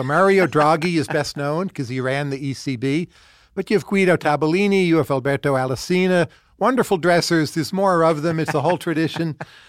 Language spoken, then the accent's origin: English; New Jersey, United States; I'm a kid from New Jersey.